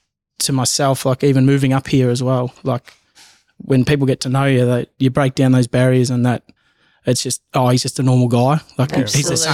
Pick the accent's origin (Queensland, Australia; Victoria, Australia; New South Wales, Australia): Victoria, Australia; Bendigo; growing up in Bendigo, I didn't really feel different, I guess.